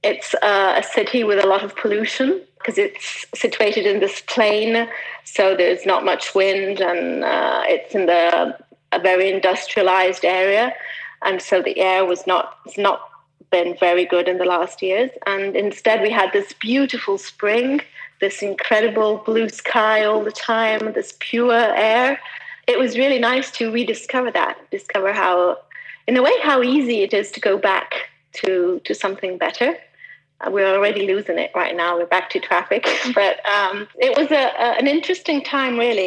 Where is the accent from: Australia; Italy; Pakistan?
Italy; Milan, Lombardy; also born or lived in Switzerland; I was born in Switzerland, but just by chance, just over the border. But I grew up in Milan.